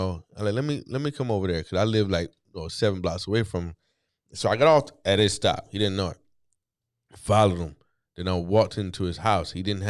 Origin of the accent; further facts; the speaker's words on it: East Coast, United States; I'm from the East Coast, so analogies come normal.